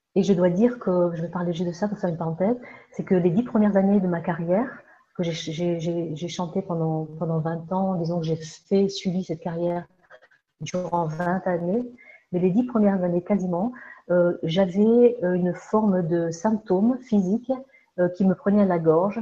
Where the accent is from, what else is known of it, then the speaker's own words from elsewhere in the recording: Alsace, Grand Est, France; moved away as an adult; also born or lived in Andalusia / Egypt; now in Ariège, France; je suis née donc en France, en Alsace